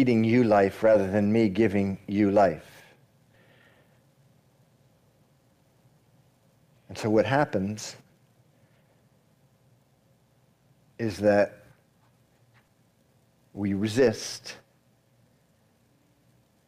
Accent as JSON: {"language": "English", "region": "Massachusetts", "country": "United States", "tie": "born or raised there", "also_born_or_lived": "Miami", "moved": "yes", "said": "I grew up in Massachusetts, moved away. Eventually made my way to Miami"}